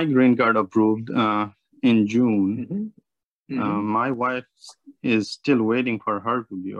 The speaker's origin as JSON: {"language": "English", "country": "Nepal", "moved": "yes", "lives_now": "United States", "said": "I'm from Nepal"}